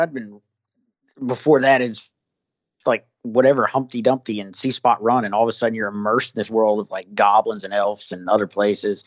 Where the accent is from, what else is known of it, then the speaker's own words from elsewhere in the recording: the South, United States; I'm from the South